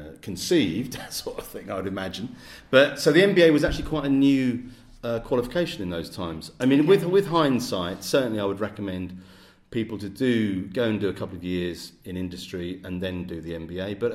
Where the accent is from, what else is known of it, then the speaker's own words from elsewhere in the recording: Hertfordshire, East of England, United Kingdom; also born or lived in Aberystwyth, Wales; I'm originally from Hertfordshire, which is just obviously north of London, about 20 miles north of London.